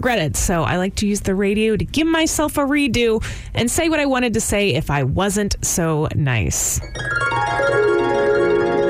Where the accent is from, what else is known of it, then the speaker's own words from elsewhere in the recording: Houston, Texas, United States; I'm from Houston